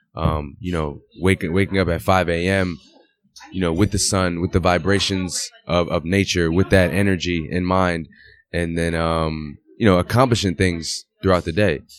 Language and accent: English; Waterbury, Connecticut, United States; moved away as an adult; also born or lived in Europe / Italy / France; I'm from Waterbury. I'm from the same place where you're at. Like, I grew up in the same gym where you're playing at the same age